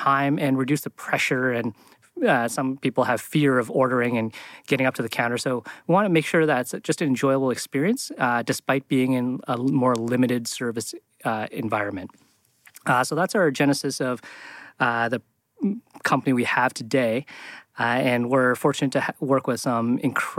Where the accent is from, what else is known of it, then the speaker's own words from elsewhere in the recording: Canada; moved away as an adult; I came from Canada, did my college degree there